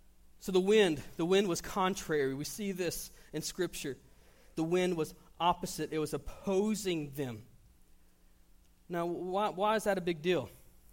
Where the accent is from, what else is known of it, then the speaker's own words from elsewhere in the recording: Panama City, Florida, United States; I came from Panama City, Florida. Fishing's a little different there than it is here.